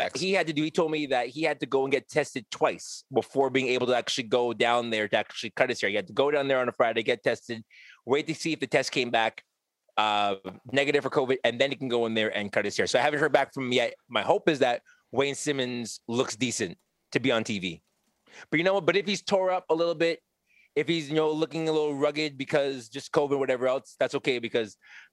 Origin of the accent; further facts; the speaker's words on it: Montreal, Quebec, Canada; also born or lived in Edmonton, Alberta; as a native of Montreal, Quebec